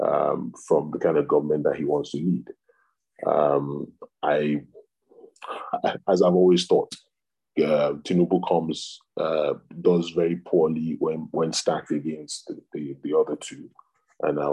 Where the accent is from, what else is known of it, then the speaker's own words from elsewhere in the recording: Southwest Nigeria, Nigeria; I am a Southerner, I am a Yoruba person